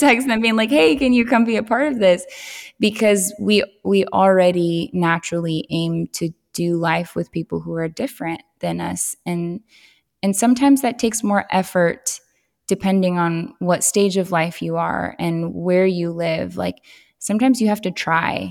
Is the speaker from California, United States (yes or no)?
yes; Southern California, United States; moved away as an adult; now in Tennessee, United States; growing up in Southern California, it, it was incredibly diverse